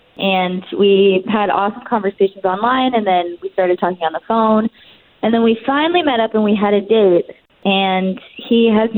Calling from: Apopka, Florida, United States

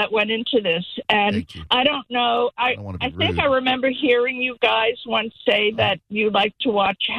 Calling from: Fort Myers, Florida, United States; also born or lived in San Diego, United States; I'm calling from Fort Myers.

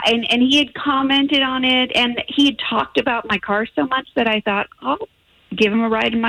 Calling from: Ocoee, Florida, United States

